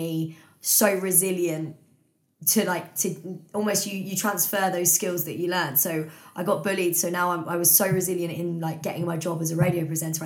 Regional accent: Bletchley, South East England, United Kingdom; I now live like just outside Milton Keynes, but I grew up in Bletchley, went to school around here

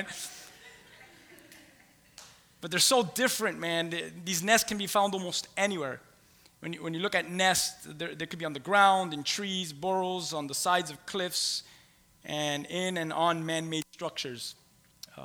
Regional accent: Key West, Florida, United States; moved away; I'm from Key West. I'm a conch, C-O-N-C-H, Key West conch

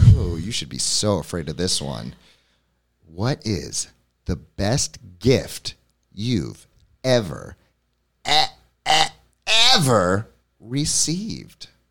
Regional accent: New York City, New York, United States; now in Hammonton, United States; I'm from New York City

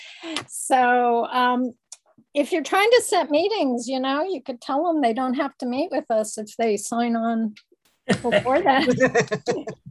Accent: Denver, Colorado, United States; also born or lived in Boulder, Colorado; that's where I was born

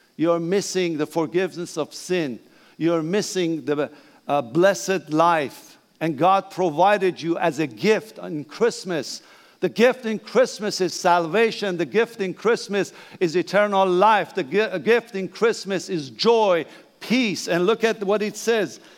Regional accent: Iran; English is a second language; moved away; Please bear my accent, that's okay. I'm Persian

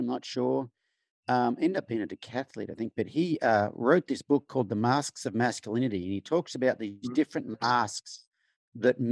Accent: Australia; accent: Australian; moved away as an adult; now in United States; growing up in Australia, male in rural Australia

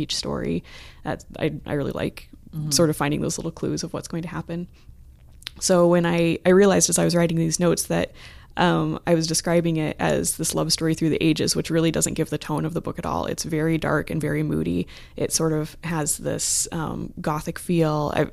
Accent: Columbus, Ohio, United States; which Yay. is my hometown, so

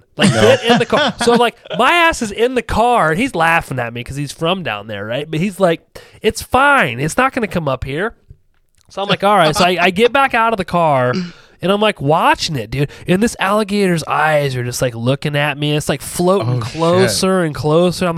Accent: Ohio, United States; I'm from Ohio

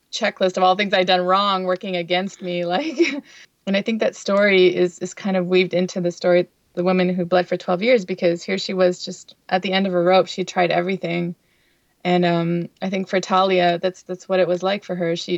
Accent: Windsor, Ontario, Canada; also born or lived in Chicago / Long Island, New York; now in New York, United States; where I grew up in Windsor, Ontario, was very diverse

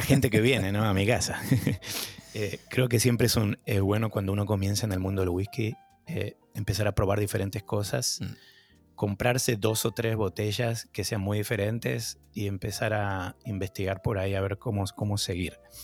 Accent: Argentina; moved away as an adult; also born or lived in New York, United States; now in Boston, United States; me fui de Argentina en crisis

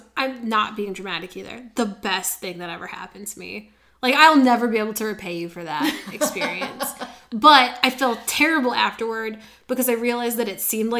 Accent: Midwest, United States; I was from the Midwest. I grew up in a family that was like, let's do the cheapest one.

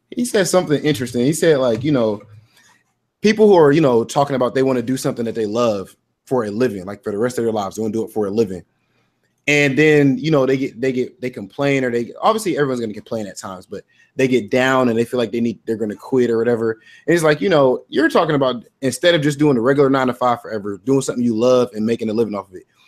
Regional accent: Ohio, United States; I'm from Ohio

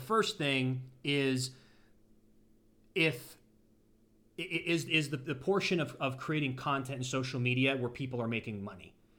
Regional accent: Ashtabula, Ohio, United States; also born or lived in Los Angeles; now in Florida, United States; my hometown, Ashtabula

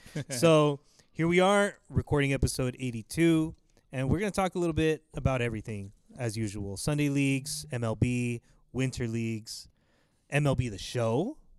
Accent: Inland Empire, Southern California, United States; we're from Southern California here in the good old Inland Empire.

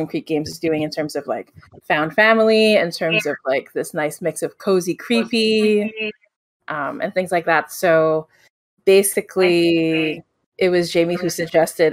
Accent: Philippines; I'm from the Philippines

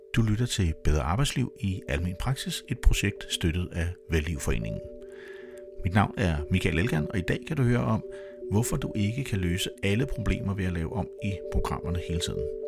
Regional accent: Denmark; jeg var 100% dansk

